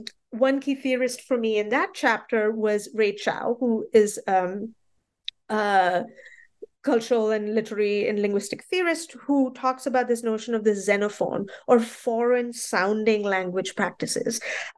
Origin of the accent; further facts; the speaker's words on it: Mumbai, Maharashtra, India; I grew up in Bombay, and the Bombay that I saw at that time, the Bombay that was becoming Mumbai